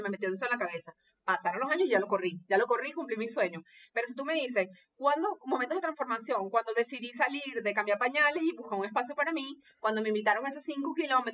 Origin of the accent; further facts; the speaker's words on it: Venezuela; obediente venezolana